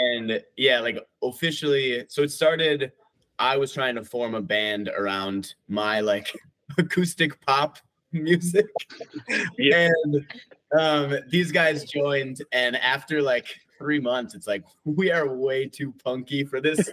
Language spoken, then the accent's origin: English; Wisconsin, United States; now in Minneapolis, United States; we're actually all from Wisconsin, just like oh different oh parts of Wisconsin.